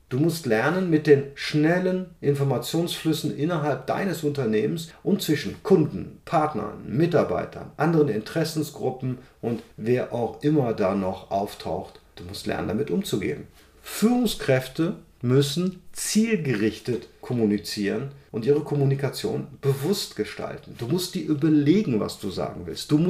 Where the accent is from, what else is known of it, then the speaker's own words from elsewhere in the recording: Cologne, North Rhine-Westphalia, Germany; ich komme aus Köln, wir sagen ja nicht Fisch, nicht Fleisch, komisch